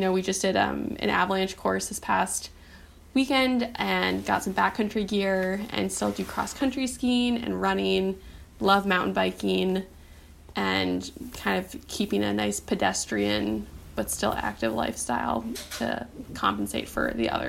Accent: Minnesota, United States; now in Boston, United States; I'm from Minnesota, as you said.

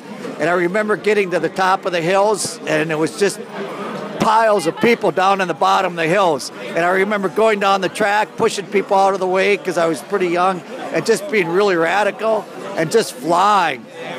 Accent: Green Bay, Wisconsin, United States; And I'm from Green Bay.

